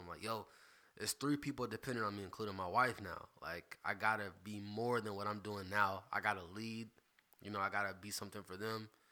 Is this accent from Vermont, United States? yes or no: no; Greenville, South Carolina, United States; I'm from Greenville, South Carolina. Born at Greenville Memorial